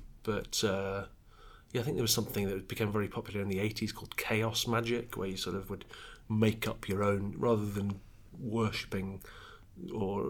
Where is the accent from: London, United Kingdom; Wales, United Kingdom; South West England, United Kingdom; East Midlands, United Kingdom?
Wales, United Kingdom; I'm from Wales